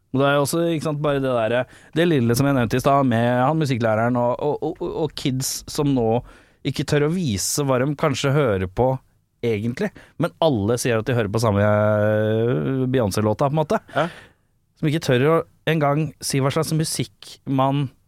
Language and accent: Norwegian; Norway; Vi er jo ikke amerikanere. Vi er nordmenn